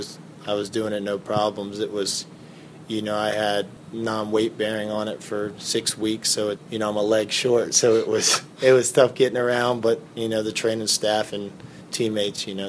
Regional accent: Virginia, United States; moved away as an adult; now in Gainesville, United States; I'm from Virginia

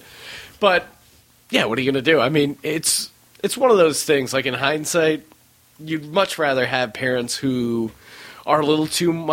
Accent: Utah, United States; born there; also born or lived in New York / Colorado / Pennsylvania; I was born in Utah, lived in upstate New York, then I lived in Colorado, then I moved back to Pennsylvania, where my parents are originally from

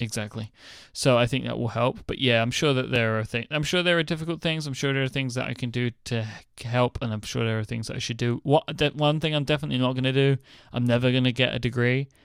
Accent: United Kingdom; I am delightfully British

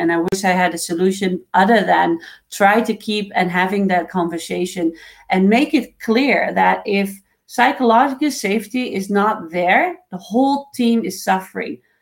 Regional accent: Netherlands; now in Canada; I was born in the Netherlands

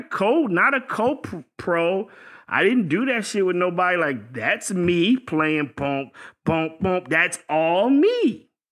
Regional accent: Virginia, United States; I'm from Virginia

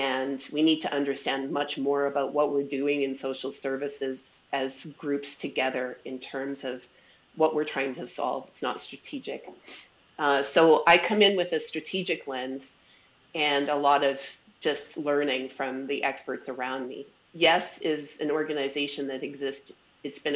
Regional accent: Edmonton, Alberta, Canada; I'm also from Edmonton, Treaty 6 territory, and born and raised

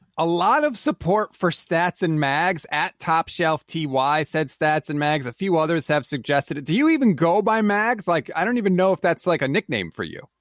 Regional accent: Connecticut, United States; I'm from Connecticut

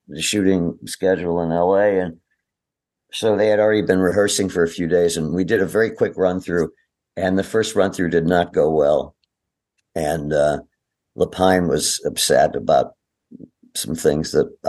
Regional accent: Milwaukee, Wisconsin, United States; moved away; I'm from Milwaukee

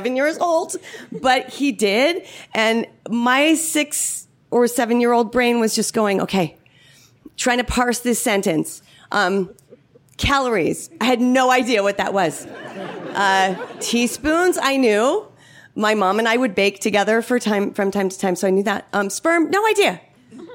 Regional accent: Palo Alto, California, United States; growing up in Palo Alto, California

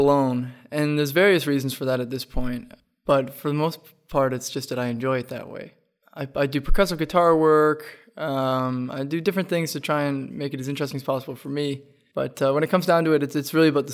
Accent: Walters Falls, Ontario, Canada; I'm from a small place. I'm from Walters Falls, Ontario

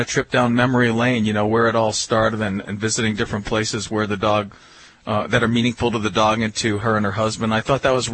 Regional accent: New York, United States; I'm from New York

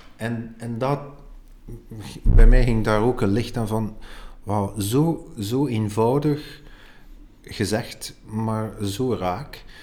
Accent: Ghent, Flanders, Belgium; ik ben van Gent

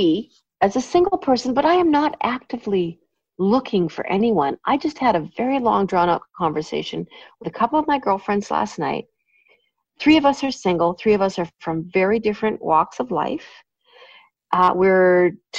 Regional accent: Canada; I just love being Canadian. Obviously, I was born here

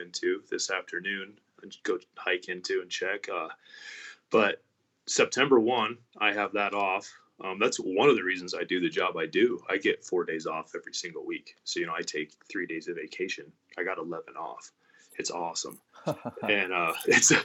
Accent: Colorado, United States; moved away as an adult; also born or lived in Wyoming; now in Casper, United States; I am from Colorado

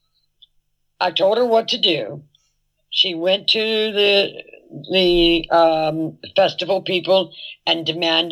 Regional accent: San Francisco, California, United States; I was born in San Francisco, and we weren't that prejudiced in San Francisco

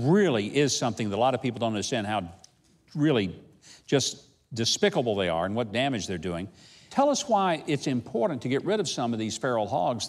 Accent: Arkansas, United States; Growing up in Arkansas

